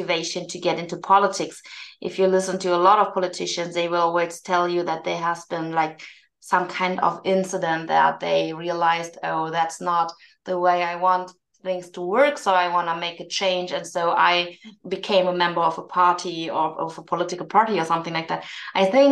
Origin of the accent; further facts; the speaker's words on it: Germany; I was born in Germany, but my parents came to Germany from South Korea to finish their studies here